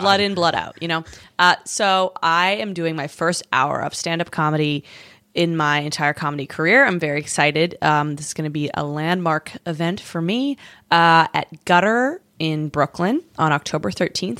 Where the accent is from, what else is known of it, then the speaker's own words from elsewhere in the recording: Canada; now in United States; as a Canadian